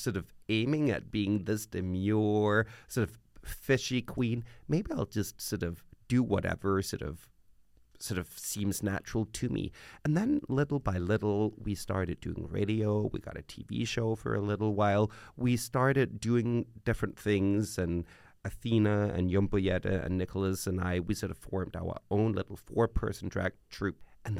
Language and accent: English; Copenhagen, Capital Region of Denmark, Denmark; Yeah. I'm a true Copenhagener.